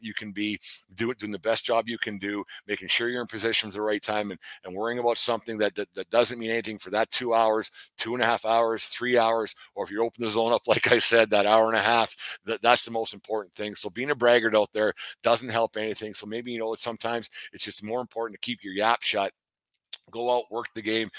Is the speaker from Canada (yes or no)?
yes; Fort Macleod, Alberta, Canada; moved away; I was back in my hometown of Fort McLeod